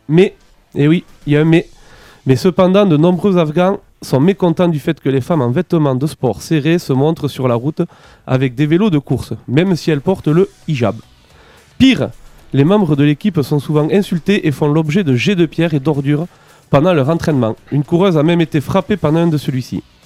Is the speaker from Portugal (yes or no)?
no; France; chez nous en France